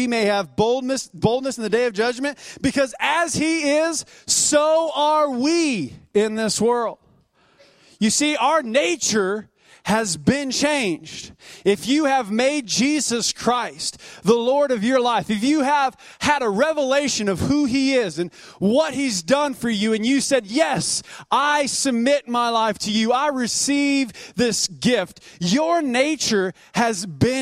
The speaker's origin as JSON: {"language": "English", "country": "United States", "tie": "born or raised there", "said": "I was born here in the United States"}